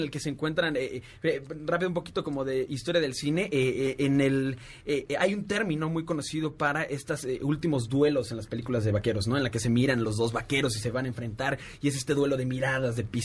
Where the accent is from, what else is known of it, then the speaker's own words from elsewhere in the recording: Puebla, Mexico; nosotros que venimos del Centro de Capacitación de Puebla. saludote a toda mi gente camotera de Puebla, los queremos muchísimo.